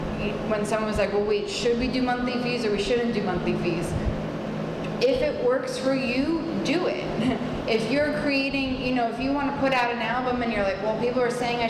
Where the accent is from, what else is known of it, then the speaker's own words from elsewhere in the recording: New York, United States; I'm from New York, we have a couple of terms we tend to use